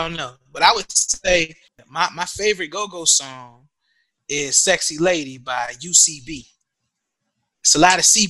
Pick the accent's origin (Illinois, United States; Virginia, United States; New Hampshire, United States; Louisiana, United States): Virginia, United States; Norfolk; cause I heard go-go growing up in Norfolk, Virginia.